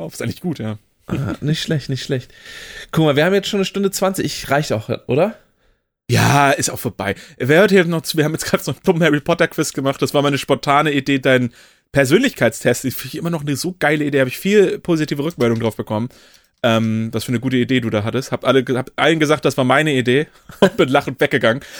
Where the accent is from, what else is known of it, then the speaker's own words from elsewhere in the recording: Oldenburg, Lower Saxony, Germany; als Oldenburger